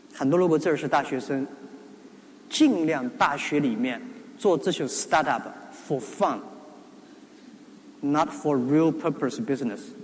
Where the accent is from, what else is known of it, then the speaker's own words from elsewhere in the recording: China; 作为中国人 中国大陆人